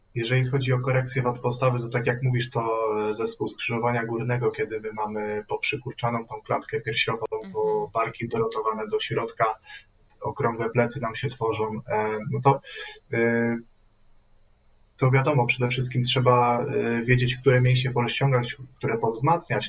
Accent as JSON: {"language": "Polish", "town": "Radom", "region": "Masovian Voivodeship", "country": "Poland", "said": "jestem z Radomia"}